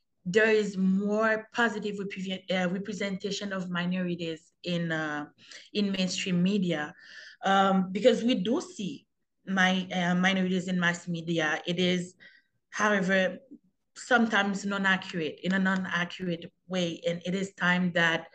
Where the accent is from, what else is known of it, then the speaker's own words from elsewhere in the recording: Haiti; now in Canada; as a young Haitian growing up